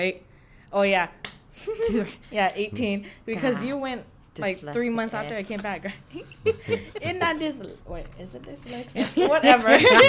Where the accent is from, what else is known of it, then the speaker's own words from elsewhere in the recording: Winfield, United States; I'm from Winfield.